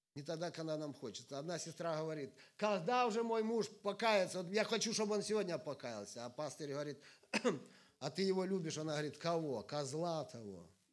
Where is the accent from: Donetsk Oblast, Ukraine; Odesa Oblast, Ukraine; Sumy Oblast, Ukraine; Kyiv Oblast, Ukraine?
Sumy Oblast, Ukraine; я из Украины, живу э, в северной, в северной части Украины, это Сумская область